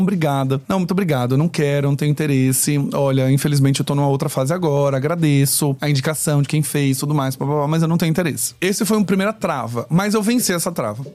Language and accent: Portuguese; Aracaju, Sergipe, Brazil; moved away as an adult; now in São Paulo, Brazil; eu sou aracajuano. Eu saí de Sergipe e fui morar em São Paulo em 2012